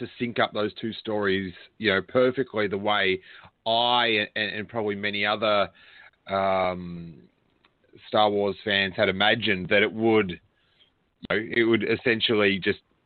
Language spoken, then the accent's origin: English; Rosebud, Victoria, Australia; I was down where I grew up in Rosebud